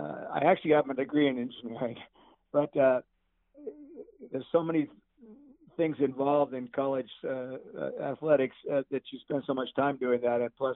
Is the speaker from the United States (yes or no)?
yes; Santa Maria, California, United States; Santa Maria, my hometown